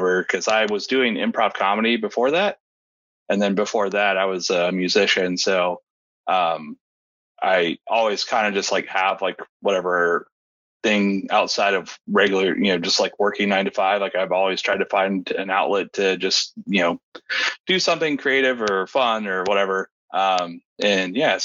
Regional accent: Austin, Texas, United States; also born or lived in Columbus, Texas; So born and raised in Austin, Texas. Basically lived here my entire life, minus 2 years living in Columbus, Texas

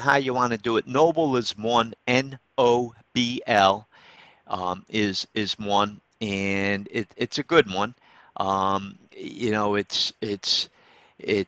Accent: Troy, New York, United States; my hometown, Troy

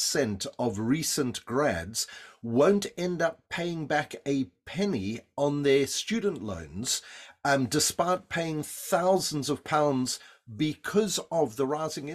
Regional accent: South Africa; accent: South African; my South African accent

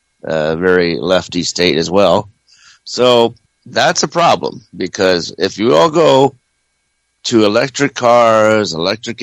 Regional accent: Ohio, United States; now in Fresno, United States; I'm from Ohio

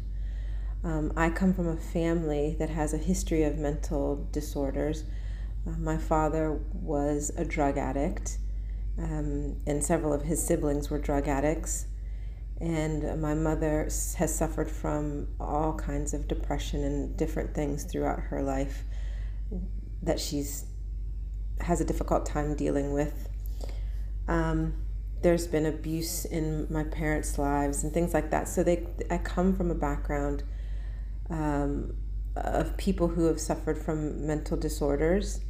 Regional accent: Pennsylvania, United States; moved away as an adult; also born or lived in London; now in Kuwait; I'm from America. I was raised in Pennsylvania

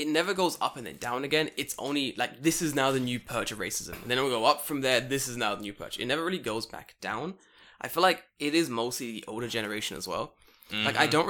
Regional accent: London, United Kingdom; moved away as an adult; now in Japan; I'm from London.

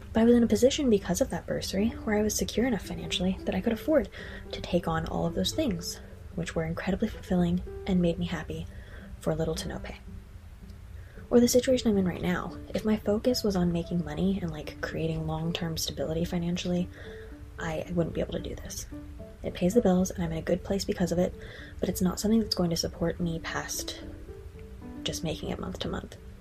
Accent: United States; moved away as an adult; also born or lived in Ireland; an American citizen abroad

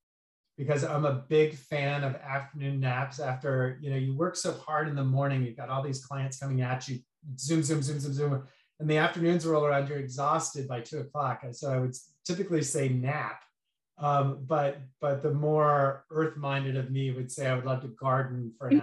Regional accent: Arizona, United States; moved away as an adult; also born or lived in Santa Maria, California / Los Angeles, California; I grew up in Arizona

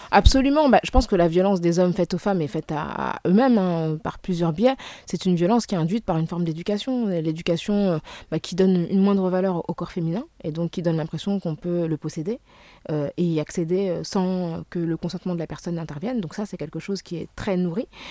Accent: Senegal; du Sénégal, qui est mon pays d'origine

